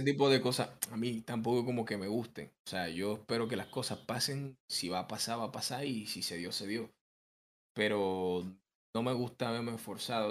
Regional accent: Dominican Republic

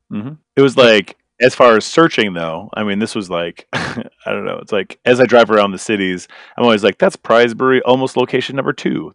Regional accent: Green Bay, Wisconsin, United States; moved away; also born or lived in Minnesota; I'm from Green Bay, Wisconsin, so basically eastern Wisconsin

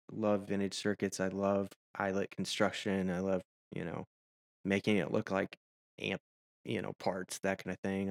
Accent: Nashville, Tennessee, United States; moved away as an adult; also born or lived in Washington State / Arkansas / Seattle; now in San Antonio, United States; I grew up in Nashville

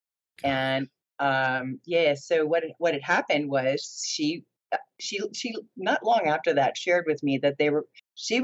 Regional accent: New Jersey, United States; also born or lived in Florida; we moved to New Jersey. We moved from Florida to New Jersey. My childhood at that time seemed like normal stuff

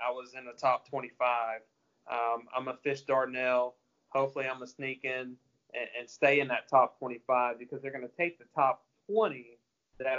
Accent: Texarkana, Arkansas, United States; I grew up in Texarkana, which is southwest Arkansas

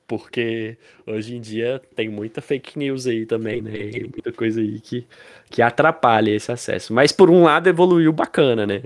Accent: Pirapora, Minas Gerais, Brazil; moved away as an adult; now in Montes Claros, Brazil; a gente é de Pirapora, uma cidade no interior de Minas. É, a gente nasceu em Pirapora, né? Hoje eu tô em Montes Claros

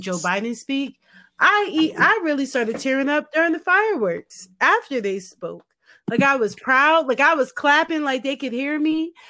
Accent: United States; we're American

